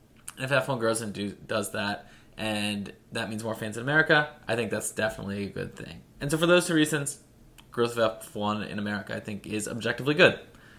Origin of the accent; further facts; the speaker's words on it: United States; also born or lived in Philadelphia; I'm an American